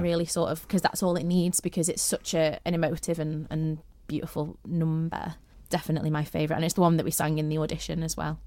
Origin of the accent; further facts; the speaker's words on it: St Helens, North West England, United Kingdom; now in Isle of Man; I'm from Saint Helens